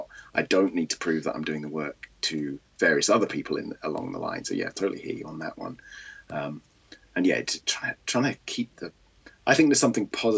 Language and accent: English; United Kingdom; I am British. You might be able to tell from my voice